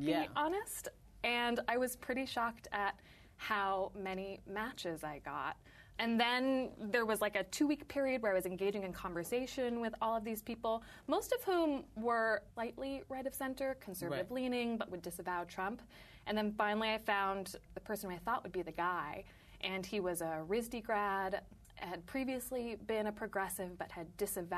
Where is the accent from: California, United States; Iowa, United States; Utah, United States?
California, United States; San Francisco; now in Brooklyn, United States; I live in Brooklyn. I'm from San Francisco